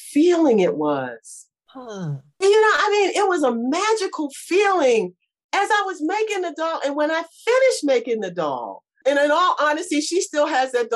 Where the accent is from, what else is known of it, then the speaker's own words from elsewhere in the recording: Baltimore, Maryland, United States; moved away as an adult; also born or lived in Atlanta, Georgia; now in West Palm Beach, United States; I grew up in Baltimore. I'm born and raised Baltimore.